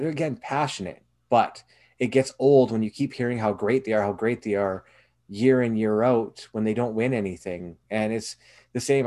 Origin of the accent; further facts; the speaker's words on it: Canada; as a Canadian